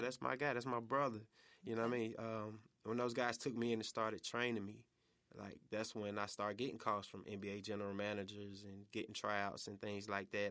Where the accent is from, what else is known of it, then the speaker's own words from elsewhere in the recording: College Park, Georgia, United States; moved away as an adult; also born or lived in Atlanta; now in Memphis, United States; Atlanta, uh, by way of College Park